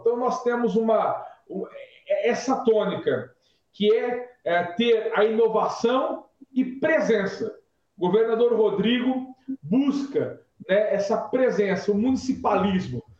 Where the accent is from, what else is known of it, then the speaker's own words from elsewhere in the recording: Nova Granada, São Paulo, Brazil; moved away as an adult; also born or lived in São José do Rio Preto; now in São Paulo, Brazil; Vim do interior de São Paulo, vim de Nova Granada, um pequeno município do interior noroeste paulista